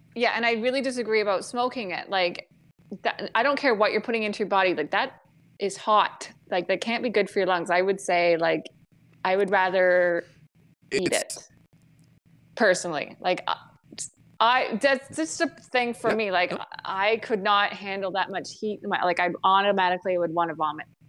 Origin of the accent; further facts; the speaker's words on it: Grey Bruce County, Ontario, Canada; I'm from Ontario, so I feel like I've been around it enough. Like, I'm from Grey Bruce County